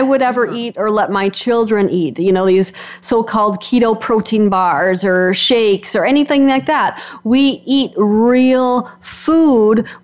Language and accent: English; Wisconsin, United States; I'm from Wisconsin, so if you can't tell with my accent, this is a dairy state